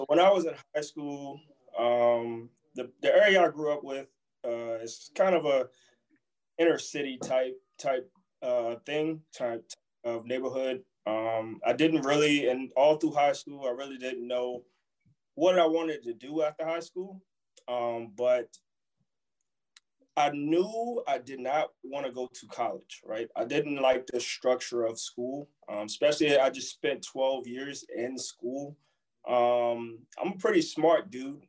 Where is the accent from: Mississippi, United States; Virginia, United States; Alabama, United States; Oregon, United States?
Virginia, United States; Newport News; moved away as an adult; now in Wheeling, United States; I'm from Virginia. I grew up in a little town called Newport News